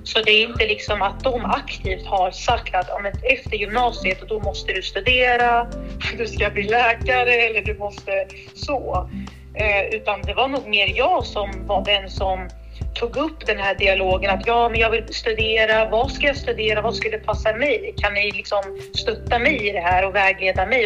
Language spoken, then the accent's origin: Swedish; Örebro, Örebro County, Sweden; Jag är uppväxt i Vivalla, om man ska kalla det lite så här förort här i Örebro